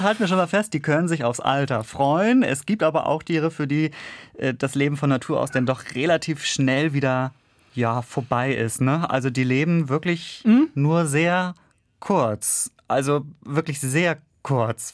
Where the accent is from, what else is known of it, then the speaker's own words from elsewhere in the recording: Kiel, Schleswig-Holstein, Germany; moved away; meiner Heimatstadt Kiel